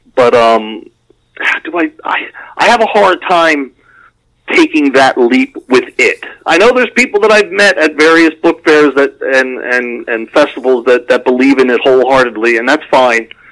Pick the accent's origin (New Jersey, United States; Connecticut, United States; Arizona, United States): New Jersey, United States; I'm from Jersey